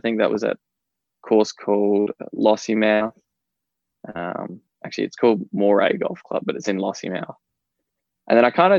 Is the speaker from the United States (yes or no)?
no; Western Australia, Australia; moved away as an adult; now in Melbourne, Australia; I moved from Western Australia. I grew up as a kid in Western Australia, and I moved to Melbourne, and I started studying at the University of Melbourne.